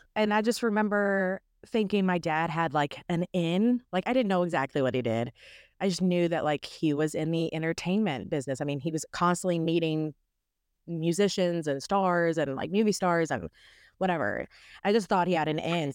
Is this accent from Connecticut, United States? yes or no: no; Owensboro, Kentucky, United States; also born or lived in Maceo, Kentucky; now in Nashville, United States; I am from Owensboro, Kentucky